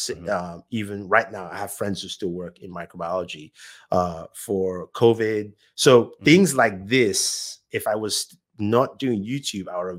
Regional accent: Nigeria; moved away as an adult; now in United States; I was born in Nigeria.

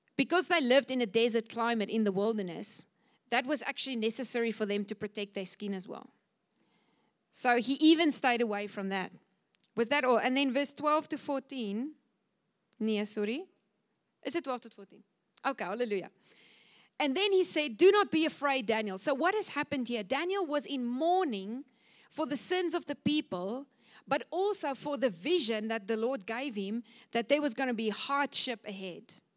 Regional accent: Cape Town, Western Cape, South Africa; I come from Cape Town

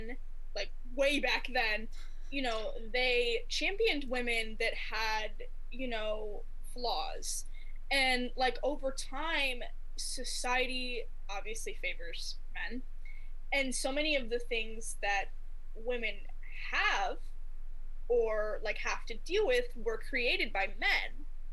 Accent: Midwest, United States; accent: Midwest; Sorry, my accent. It's a little Midwest.

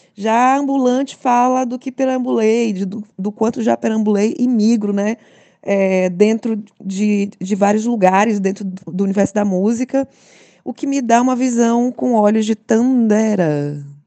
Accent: São Luís, Maranhão, Brazil; sou de São Luís, maranhense

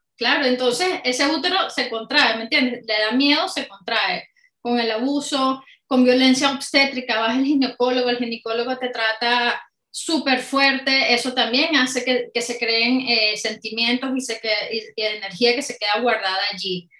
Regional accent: Caracas, Capital District, Venezuela; moved away as an adult; now in United Kingdom; una chica venezolana, eh, soy de Caracas y bueno, llevo ya más de 14 años fuera de Venezuela, pero aquí en el Reino Unido

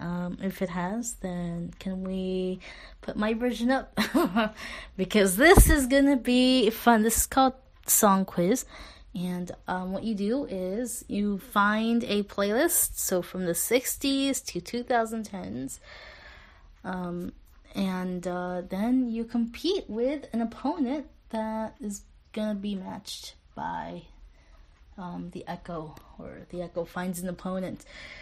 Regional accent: Los Angeles, California, United States; Los Angeles.

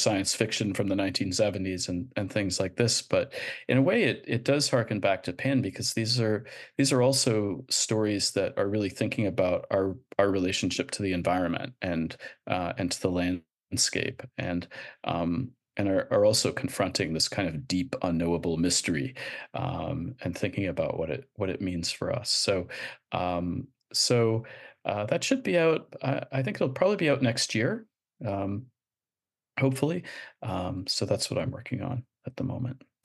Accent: Canada; moved away; I'm, I'm Canadian

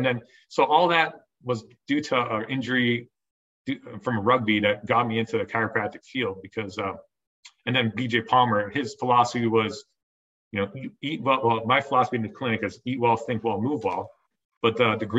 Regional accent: Ontario, Canada; moved away as an adult; also born or lived in Iowa / Northeast Pennsylvania; now in Ontario, New York, United States; I'm from Ontario, Canada

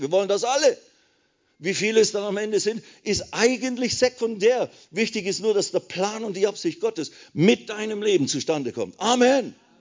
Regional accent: Switzerland; ich bin ja Schweizer, Bünzli, klein, alles klein

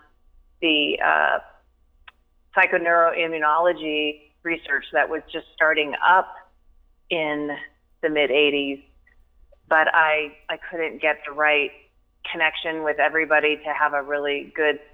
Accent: California, United States; also born or lived in Santa Barbara / San Diego; I grew up in California.

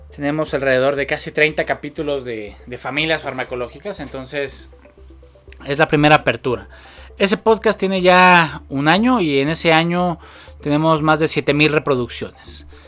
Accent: Mexico City, Mexico; soy originario de la Ciudad de México

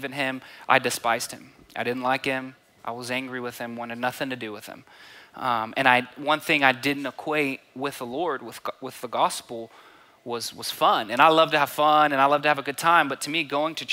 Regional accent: Borger, Texas, United States; I grew up by Amarillo, it's a small town called Borger, about 6 hours north of here

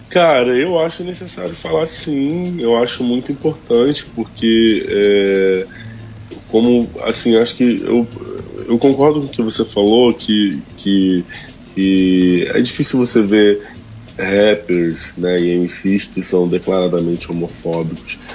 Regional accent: Rio de Janeiro, Brazil; also born or lived in Vidigal, Rio de Janeiro / Campo Grande, Zona Oeste, Rio de Janeiro; Eu sou nascido e criado no Complexo da Pedreira

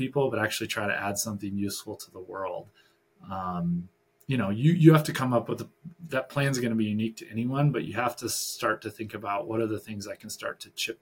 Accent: Michigan, United States; moved away; I'm originally from Michigan.

